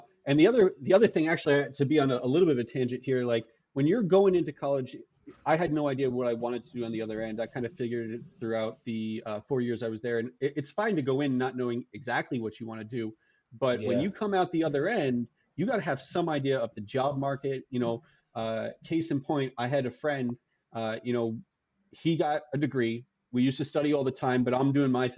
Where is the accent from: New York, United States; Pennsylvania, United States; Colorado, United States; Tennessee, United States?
New York, United States; I'm from New York, and so going to SUNY Albany for undergrad